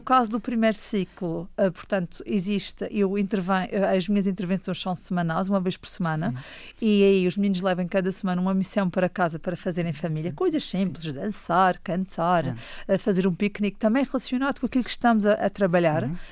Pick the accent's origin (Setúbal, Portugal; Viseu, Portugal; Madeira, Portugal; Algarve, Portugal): Madeira, Portugal; Funchal; Nasci no Funchal em 1984. Portanto, estou, sou mesmo cá da nossa bela ilha.